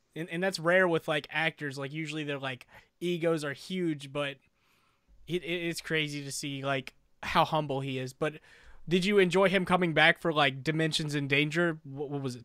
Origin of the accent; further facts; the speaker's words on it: East Coast, United States; I'm from the East Coast where it's cheaper to live